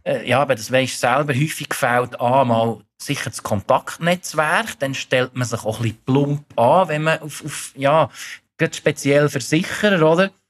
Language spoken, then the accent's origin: German; Thun, Bern, Switzerland; moved away as an adult; now in Zurich, Switzerland; ich bin 44, ursprünglich aus Thun, aber seit 22 Jahren in Zürich wohnhaft